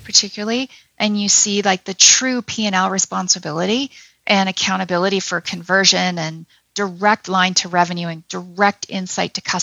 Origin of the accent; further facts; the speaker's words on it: Toronto, Ontario, Canada; now in Calgary, Canada; my heart is in Alberta, always has been, even though I'm from Toronto